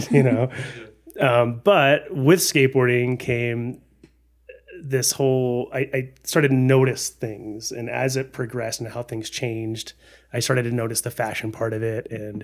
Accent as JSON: {"language": "English", "region": "Texas", "country": "United States", "tie": "born or raised there", "moved": "yes", "lives_now": "Colorado, United States", "said": "I grew up in Texas"}